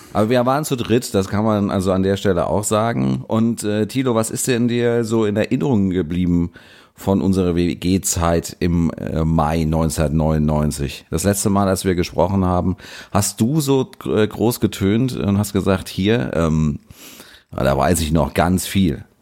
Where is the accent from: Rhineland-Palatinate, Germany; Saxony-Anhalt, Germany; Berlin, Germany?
Rhineland-Palatinate, Germany; Mainz; meine Heimat ist Mainz